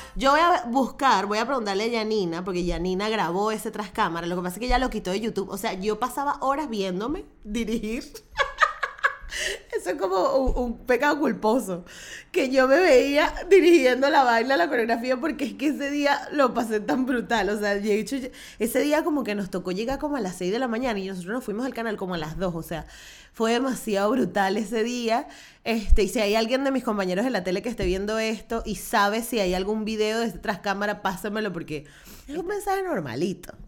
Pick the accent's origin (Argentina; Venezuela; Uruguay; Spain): Venezuela; soy venezolana